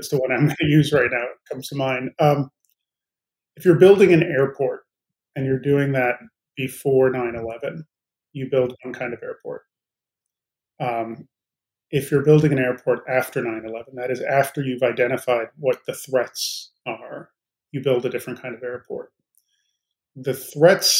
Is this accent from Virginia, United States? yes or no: no; Chicago, Illinois, United States; moved away; also born or lived in Arizona; Partially in Chicago and then partially in Arizona